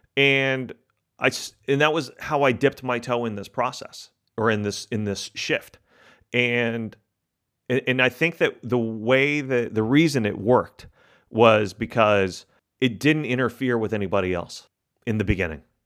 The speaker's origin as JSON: {"language": "English", "region": "Texas", "country": "United States", "tie": "born or raised there", "said": "My family's from Argentina. my, I grew up in Texas"}